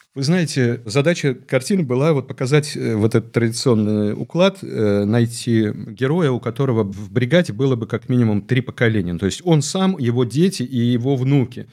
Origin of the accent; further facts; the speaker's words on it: Chukotka Autonomous Okrug, Russia; moved away as an adult; Я родился на Чукотке. Угу. Я вырос там и закончил школу.